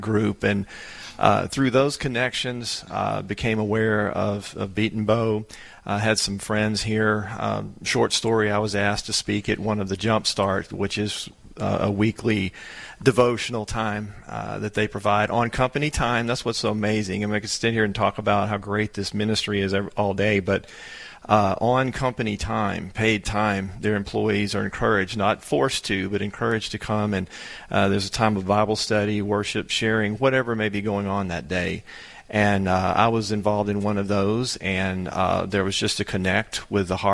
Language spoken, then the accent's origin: English; Louisiana, United States; moved away as an adult; now in Lubbock, United States; I'm from Louisiana.